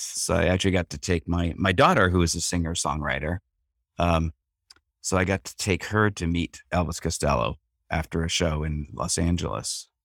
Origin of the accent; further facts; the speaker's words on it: Canada; I'm Canadian and I had an English mother